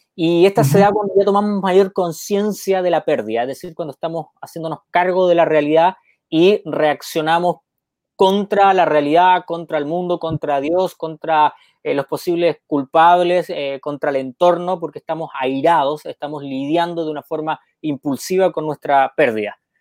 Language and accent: Spanish; Chile; also born or lived in Argentina; now in Peru; el sur de mi tierra, Osorno